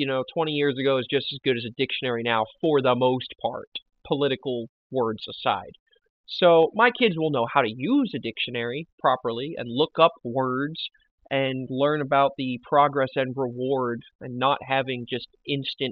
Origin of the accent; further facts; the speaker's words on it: the Bible Belt, Southern United States, United States; we grew up in the Bible Belt